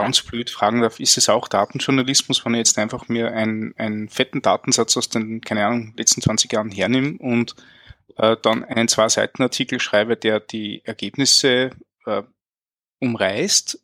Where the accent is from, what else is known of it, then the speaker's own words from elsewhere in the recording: Linz, Upper Austria, Austria; ich bin aus Linz. Äh, das ist ähm, in Österreich